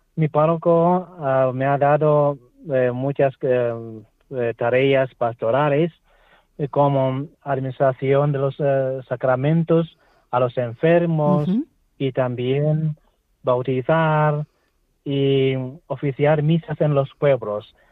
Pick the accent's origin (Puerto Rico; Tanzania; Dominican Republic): Tanzania; Spanish is a second language; moved away as an adult; now in Spain; estoy aquí en mi país de origen con mi madre y con la parroquia aquí donde nací yo